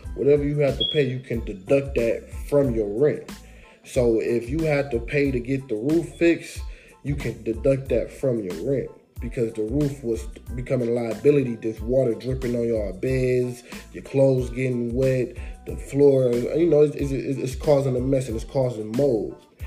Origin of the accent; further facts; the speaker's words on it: Detroit, Michigan, United States; I'm from Detroit